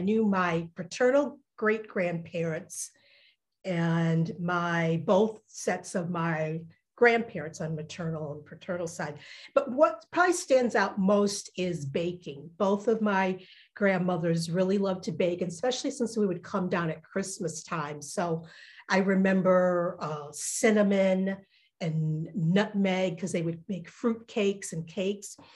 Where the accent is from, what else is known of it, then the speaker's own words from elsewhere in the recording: Detroit, Michigan, United States; also born or lived in Alabama / West Virginia; grew up primarily in Detroit